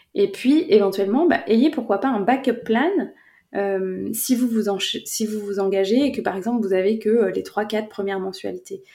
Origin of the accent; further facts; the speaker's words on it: France; je suis française